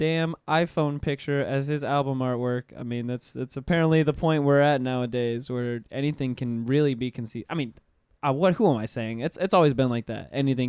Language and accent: English; Pensacola, Florida, United States; There's only one hip hop station where I'm from, because I'm from Pensacola, Florida